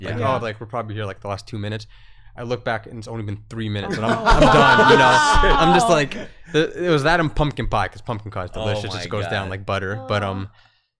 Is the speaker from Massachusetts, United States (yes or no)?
yes; Boston, Massachusetts, United States; I grew up in Boston.